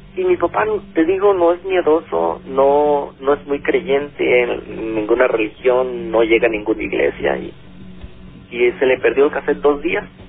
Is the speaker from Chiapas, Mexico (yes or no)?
yes; Chiapas, Mexico; Yo soy originario de Chiapas